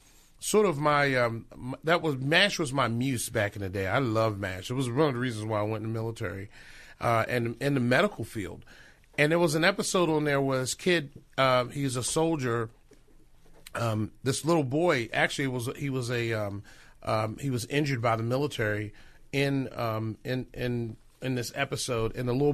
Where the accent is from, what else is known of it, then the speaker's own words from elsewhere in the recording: Baltimore, Maryland, United States; born there; I am born on the East Coast. So I was born in Baltimore and moved here about 27 years ago.